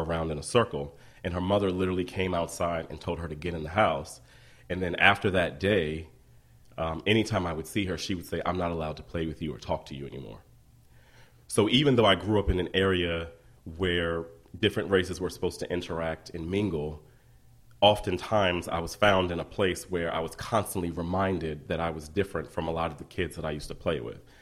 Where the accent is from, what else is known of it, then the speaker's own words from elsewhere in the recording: Columbia, Maryland, United States; moved away as an adult; also born or lived in Baltimore; I'm from Columbia, Maryland